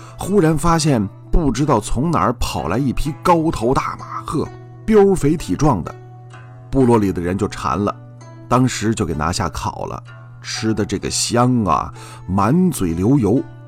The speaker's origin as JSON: {"language": "Chinese", "country": "China", "said": "我们中国人"}